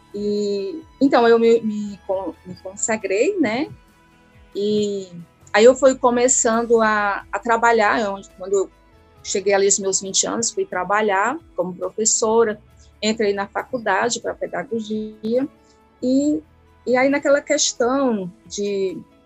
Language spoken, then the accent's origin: Portuguese; Ararendá, Ceará, Brazil; eu sou de Ararendá